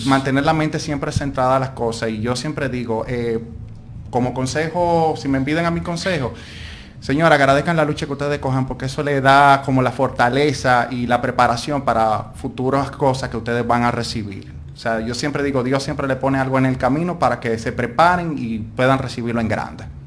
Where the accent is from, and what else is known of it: Dominican Republic; moved away as an adult; also born or lived in Spain